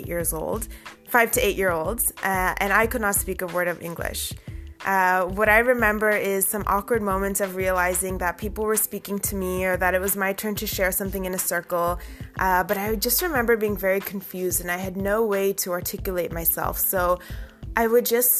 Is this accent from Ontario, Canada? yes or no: yes; Toronto, Ontario, Canada; first language Urdu; English is a second language; in our Scarborough home